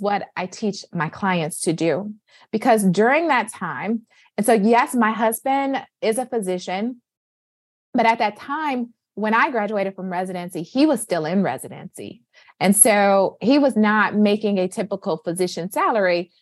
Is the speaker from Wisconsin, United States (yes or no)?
no; Flint, Michigan, United States; now in Boston, United States; born and raised in Flint, Michigan. I am currently residing in Boston